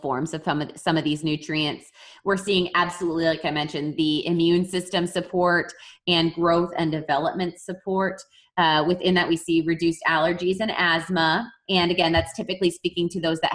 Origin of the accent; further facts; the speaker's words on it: Wisconsin, United States; I am from Wisconsin